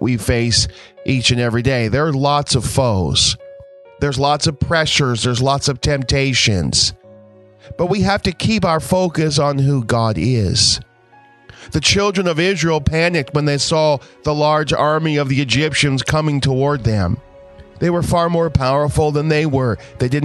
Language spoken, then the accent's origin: English; Nova Scotia, Canada; grew up in Nova Scotia in a small country church